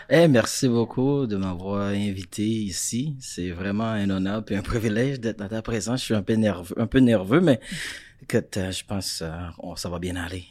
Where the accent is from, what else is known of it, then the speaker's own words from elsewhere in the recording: Florida, United States; French is a second language; moved away as an adult; also born or lived in Haiti; now in Montreal, Canada; j'ai grandi en Floride